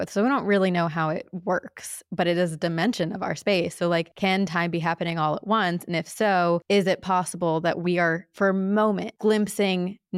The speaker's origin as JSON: {"language": "English", "town": "Princeton", "region": "New Jersey", "country": "United States", "tie": "born or raised there", "said": "I grew up in like Princeton, New Jersey"}